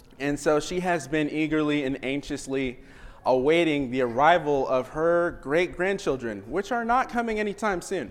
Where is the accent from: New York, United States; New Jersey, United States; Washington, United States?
Washington, United States; now in Oklahoma, United States; I grew up in Washington